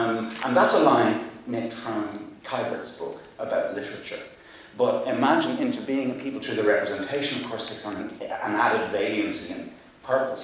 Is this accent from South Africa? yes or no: no; Ireland; I'm Irish